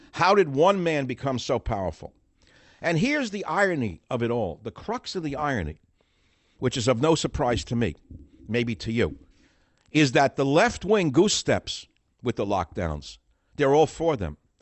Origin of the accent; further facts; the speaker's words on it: New York City, New York, United States; moved away; also born or lived in Manhattan, Lower East Side; I was born in Manha-, in Manhattan, Second Avenue, Seventeenth Street, whatever that hospital is. Grew up in the Bronx, was raised in the Bronx in Manhattan, Lower East Side